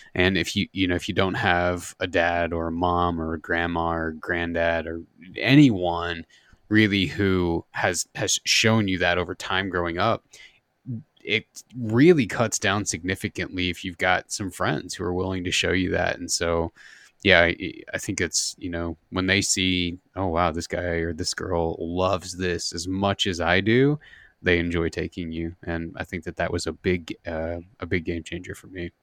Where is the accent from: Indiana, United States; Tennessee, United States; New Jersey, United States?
Indiana, United States; southern; I grew up in the Midwest, uh, in, in, Indiana, southern Indiana